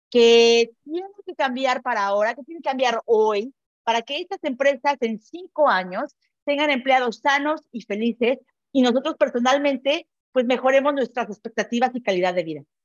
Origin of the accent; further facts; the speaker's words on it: Mexico; now in Barcelona, Spain; soy emprendedora mexicana, los saludo hoy desde Barcelona